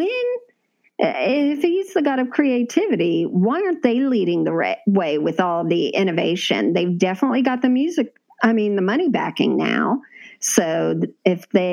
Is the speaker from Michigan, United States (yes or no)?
no; Florida, United States; We grew up in Florida